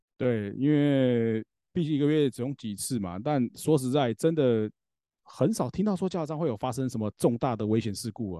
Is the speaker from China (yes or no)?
no; Taoyuan, Taiwan; 像我们桃园这边也是一样